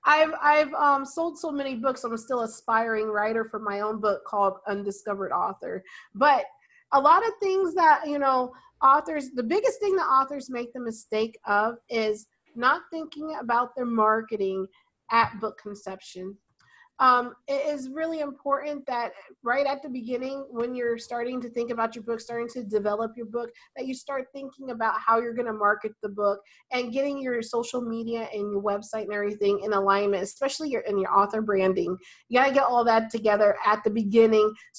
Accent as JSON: {"language": "English", "area": "Mojave Desert", "region": "California", "country": "United States", "tie": "born or raised there", "moved": "yes", "lives_now": "Charlotte, United States", "said": "I'm originally from the Mojave Desert. I was born in the Mojave Desert, California."}